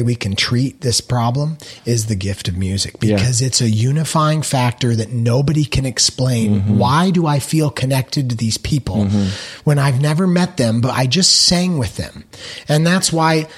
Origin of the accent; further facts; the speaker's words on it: Phoenix, Arizona, United States; also born or lived in Nashville, United States; now in Southern California, United States; coming to California, growing up in Phoenix, living in Nashville for 5 years